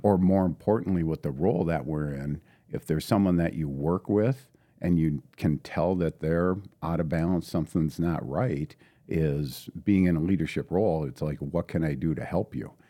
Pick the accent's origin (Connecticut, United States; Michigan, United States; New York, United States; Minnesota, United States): Minnesota, United States; International Falls; also born or lived in St. Cloud; born and raised in International Falls, uh, proud Bronco